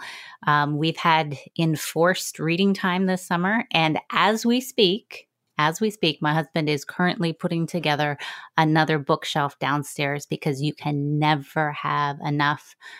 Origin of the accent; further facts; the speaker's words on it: Virginia, United States; So no disrespect to anyone who lives in West Virginia, but we are from Virginia.